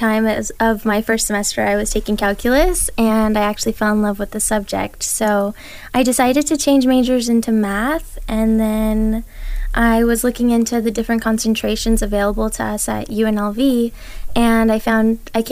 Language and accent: English; Las Vegas, Nevada, United States; I was born in Las Vegas. I've lived here my whole life.